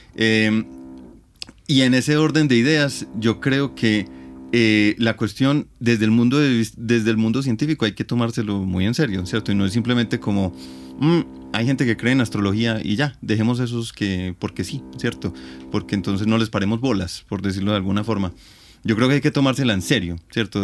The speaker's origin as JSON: {"language": "Spanish", "region": "Antioquia", "country": "Colombia", "said": "de las creencias populares que me tocaron a mí desde niño, ¿cierto? Entonces, por ejemplo, uno le da una gripa y en, Antioquia se recomienda mucho el agua panela con limón"}